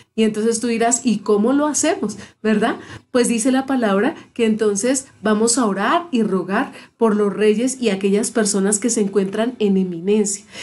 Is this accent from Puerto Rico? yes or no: no; Colombia; nuestra Colombia